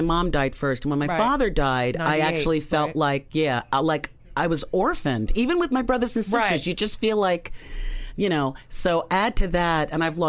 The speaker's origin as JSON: {"language": "English", "town": "New York City", "region": "New York", "country": "United States", "tie": "born or raised there", "said": "I grew up in St. Albans, which is near Springfield Gardens."}